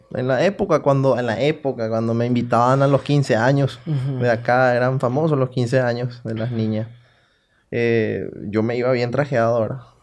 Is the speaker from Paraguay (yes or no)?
yes; Salto del Guairá, Canindeyú, Paraguay; Yo soy de Salto. Mm. Yo nací en Salto